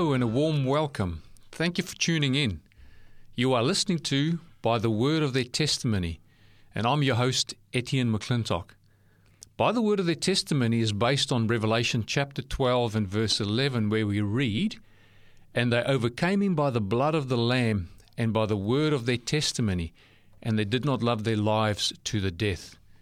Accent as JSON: {"language": "English", "country": "South Africa", "tie": "born or raised there", "also_born_or_lived": "New Zealand", "accent": "South African", "moved": "yes", "lives_now": "Australia", "said": "my accent gives away that I'm South African born"}